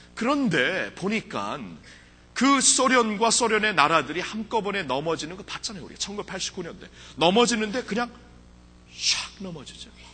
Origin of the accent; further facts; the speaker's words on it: United States; 저는 미국에서 자랐기 때문에